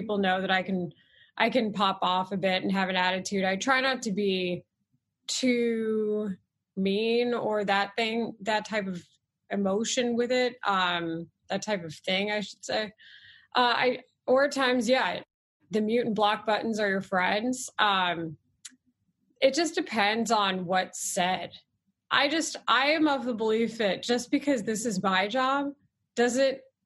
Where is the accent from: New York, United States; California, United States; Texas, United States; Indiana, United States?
Texas, United States; Dallas; moved away as an adult; also born or lived in Austin / San Diego / Houston / Philadelphia; now in Chicago, United States; I come from Texas where the regional dialect is different